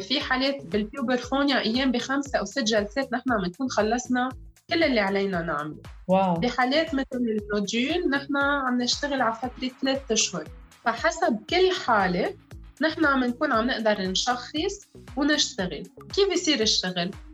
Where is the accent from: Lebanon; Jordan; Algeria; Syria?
Lebanon; انا امراه لبنانيه